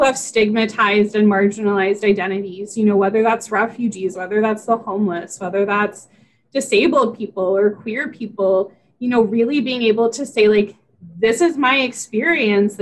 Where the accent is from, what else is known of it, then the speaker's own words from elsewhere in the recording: West Virginia, United States; I grew up in West Virginia.